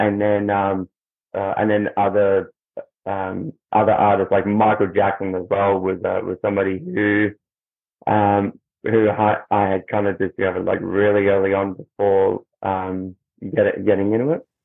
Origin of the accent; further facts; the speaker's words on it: Melbourne, Victoria, Australia; I'm from Melbourne, Australia.